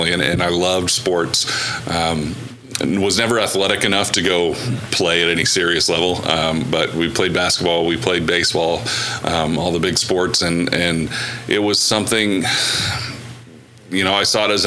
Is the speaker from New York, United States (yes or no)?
no; Tulsa, Oklahoma, United States; also born or lived in Plano, Texas / Owasso, Oklahoma; we moved up to the Tulsa area when I was very young, grew up in the Tulsa area